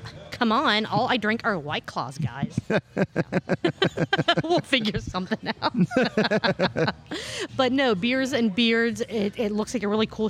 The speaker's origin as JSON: {"language": "English", "town": "Cincinnati", "region": "Ohio", "country": "United States", "said": "I'm from Cincinnati."}